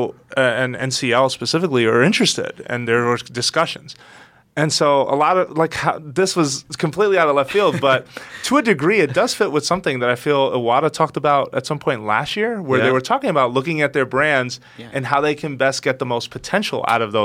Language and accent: English; United States; we grew up as part of, like, so devoted to that culture.